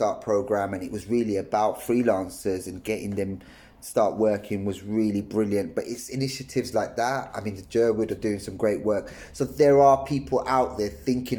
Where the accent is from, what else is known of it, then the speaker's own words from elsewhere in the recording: London, United Kingdom; moved away as an adult; I was in London, and I'm from London